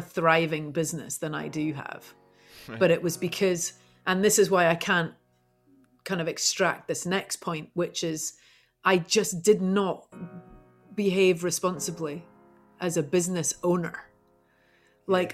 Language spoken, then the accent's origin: English; St Andrews, Scotland, United Kingdom; moved away as an adult; also born or lived in London; now in Topanga Canyon, United States; I grew up in St. Andrews